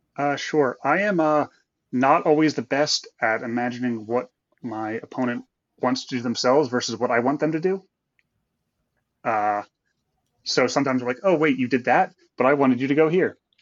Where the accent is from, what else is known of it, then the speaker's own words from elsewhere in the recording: Connecticut, United States; also born or lived in Philadelphia area, Pennsylvania; now in Cheltenham, United States; I am originally from Connecticut, uh, but I've been living in the Philly area for about half my life now